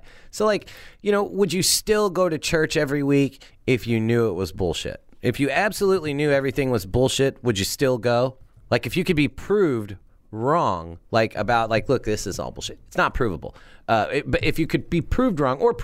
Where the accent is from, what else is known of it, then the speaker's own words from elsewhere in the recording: Wood River, Illinois, United States; I grew up in Wood River